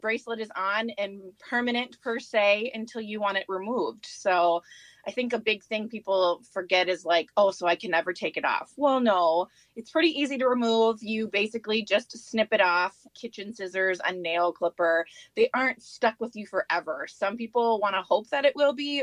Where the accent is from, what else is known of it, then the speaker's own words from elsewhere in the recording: St. Cloud, Minnesota, United States; I grew up here in St. Cloud. I'd say we've been here since I was in about first grade, graduated from Tech High School, and have just been here ever since